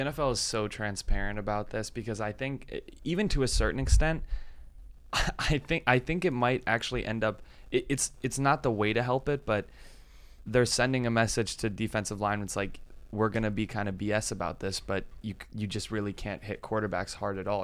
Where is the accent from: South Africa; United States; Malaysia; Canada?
United States; Chicago, Illinois; moved away; I'm from Chicago